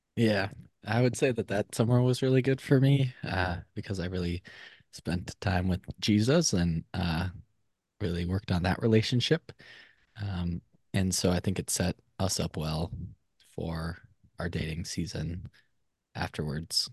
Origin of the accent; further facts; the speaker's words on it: Minnesota, United States; moved away as an adult; also born or lived in Eau Claire, Wisconsin; now in Madison, United States; was born and raised in Minnesota